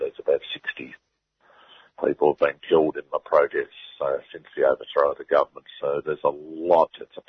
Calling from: Newcastle, New South Wales, Australia; I'm speaking from Newcastle, of course, so I see plenty of these companies around up the Hunter Valley here.

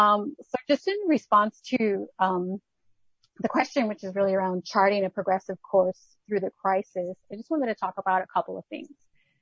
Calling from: Melbourne, Victoria, Australia; I'm actually calling from Melbourne

